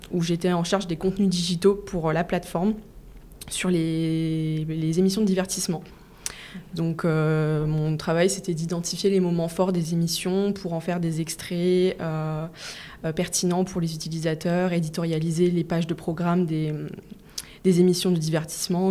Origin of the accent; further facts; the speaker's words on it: the east of France, France; now in Paris, France; je viens pas de, Paris de base, je viens de l'Est de la France